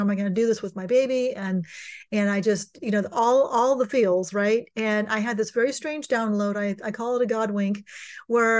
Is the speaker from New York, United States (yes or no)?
no; California, United States; I'm born and raised in California